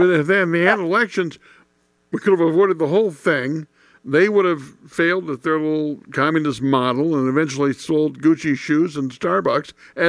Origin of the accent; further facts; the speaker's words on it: Indiana, United States; my home state